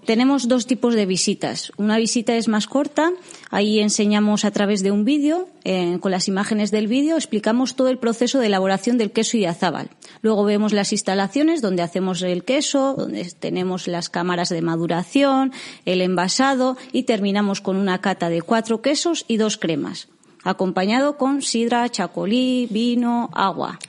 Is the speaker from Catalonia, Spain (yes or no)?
no; Cerain, Basque Country, Spain; yo soy de Cerain